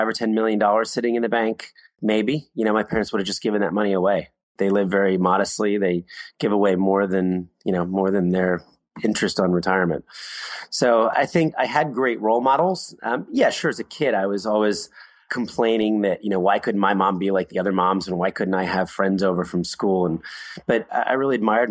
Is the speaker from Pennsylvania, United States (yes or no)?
yes; Philadelphia, Pennsylvania, United States; I was born in Philadelphia, middle-class family